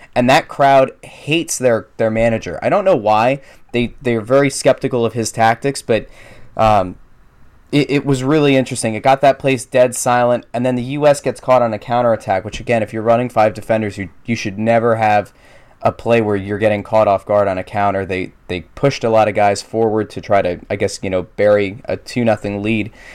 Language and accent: English; Pennsylvania, United States; moved away; That happened in my hometown. Walmart moved in.